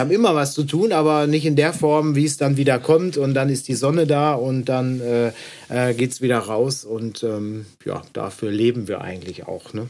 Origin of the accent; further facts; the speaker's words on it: Dorsten, North Rhine-Westphalia, Germany; bei uns in Dorsten